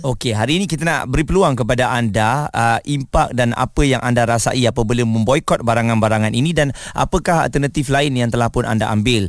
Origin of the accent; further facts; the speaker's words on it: Malaysia; kita sebagai rakyat Malaysia